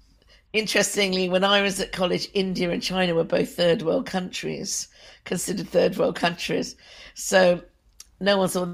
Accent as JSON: {"language": "English", "region": "London", "country": "United Kingdom", "tie": "born or raised there", "said": "that for someone like me growing up in Britain, I mean, we had a lot of racism in London."}